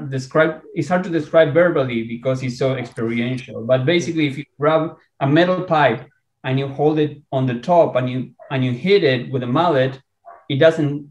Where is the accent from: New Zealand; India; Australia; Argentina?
Argentina; now in San Diego, United States; I am Latino. I am from Argentina, and I do speak Spanish